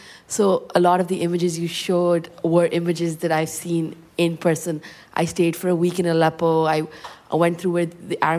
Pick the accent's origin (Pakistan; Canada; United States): Pakistan; also born or lived in Abu Dhabi; I've lived in Abu Dhabi 7 years. I moved back to Pakistan, I'm Pakistani.